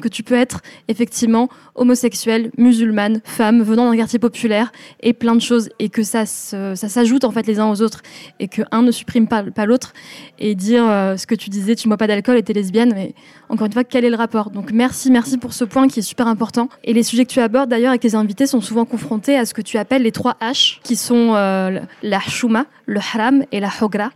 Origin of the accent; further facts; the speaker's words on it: France; j'étais la première de ma famille à être née en France